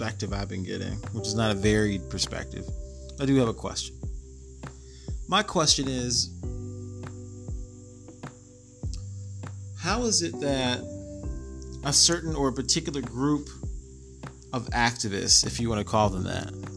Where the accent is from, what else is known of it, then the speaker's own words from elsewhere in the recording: Atlanta, Georgia, United States; I'm from Atlanta, okay? I was born there